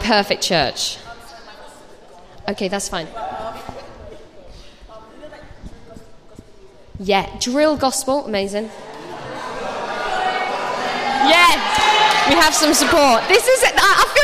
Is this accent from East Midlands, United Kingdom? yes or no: yes; Nottingham, East Midlands, United Kingdom; moved away as an adult; also born or lived in London; I moved to London. I was 18 and I went to drama school down there. So I moved away. I'm from Nottingham